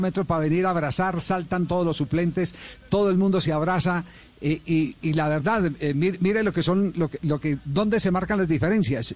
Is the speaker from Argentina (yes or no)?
yes; Argentina